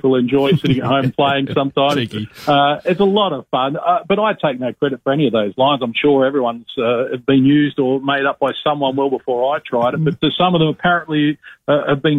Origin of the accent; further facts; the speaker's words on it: Broken Hill, New South Wales, Australia; my sporting career growing up in Broken Hill